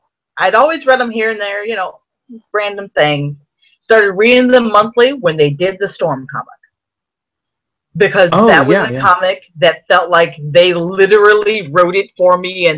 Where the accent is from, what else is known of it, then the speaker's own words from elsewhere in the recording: Ohio, United States; Because I'm from Ohio